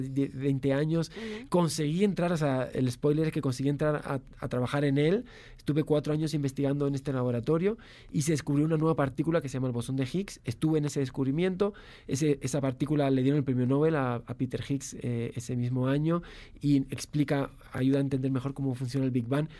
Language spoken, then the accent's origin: Spanish; Spain; yo soy español